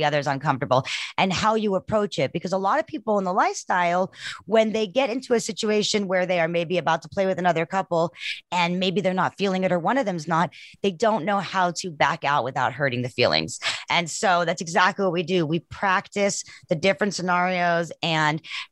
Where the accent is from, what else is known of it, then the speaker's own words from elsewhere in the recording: South Africa; I'm from South Africa